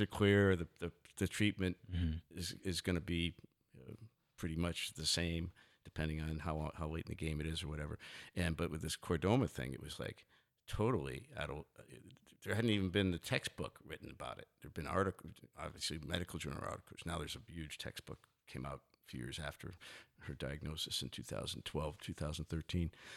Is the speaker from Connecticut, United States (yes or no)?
yes; New Haven, Connecticut, United States; moved away; my house I grew up in in New Haven, Connecticut